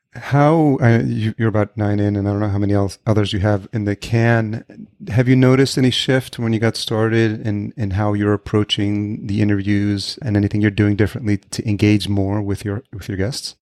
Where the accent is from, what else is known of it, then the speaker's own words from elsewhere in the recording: Yonkers, New York, United States; moved away as an adult; also born or lived in Brooklyn, New York / Los Angeles; now in Minneapolis, United States; I grew up just outside New York City, Yonkers, New York.